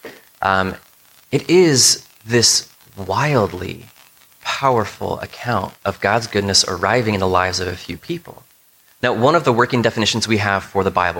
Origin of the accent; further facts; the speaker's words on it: United States; a lot of us as Americans and as American Christians